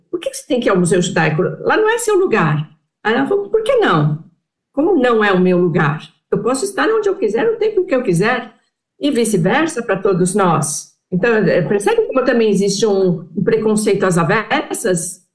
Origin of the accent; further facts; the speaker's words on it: Brazil; Nós somos brasileiros, brasileiros judeus.